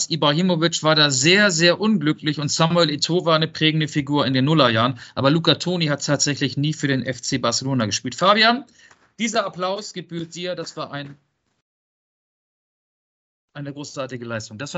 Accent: Netherlands; German is a second language; Ich komme aus Holland.

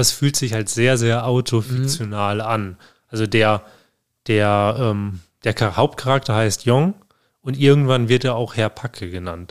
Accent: Germany; bei uns in Deutschland

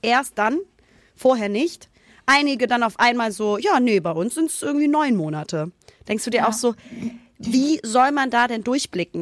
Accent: Hamburg, Germany; moved away as an adult; now in Cologne, Germany; in meiner Heimat

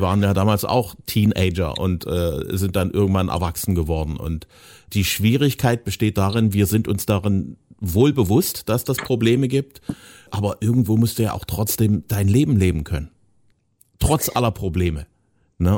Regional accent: eastern Germany, Germany; speziell im Ostteil von Deutschland, da wo ich herkomme

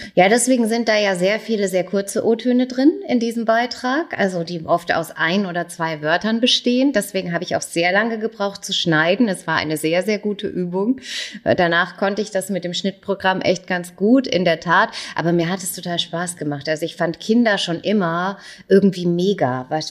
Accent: Großenseebach, Bavaria, Germany; also born or lived in Erlangen; in großen Seebach vorbeischauen, wo ich aufgewachsen bin.

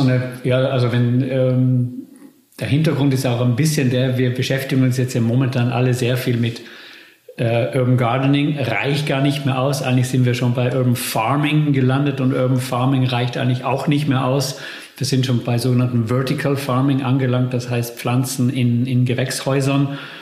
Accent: Bolzano, Trentino-Alto Adige, Italy; moved away; also born or lived in Netherlands; meiner Heimatstadt Bozen

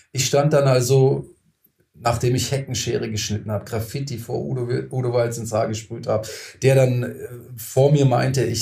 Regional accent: Lustenau, Vorarlberg, Austria; Da habe ich gesagt, hey, ich komme aus Lustenau, nicht Berlin, da kommt dann keiner mehr.

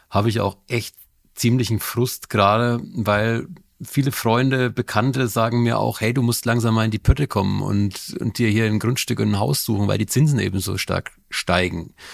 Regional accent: Bavaria, Germany; Ich komme aus Bayern. Da bin ich auch gerade zugeschaltet.

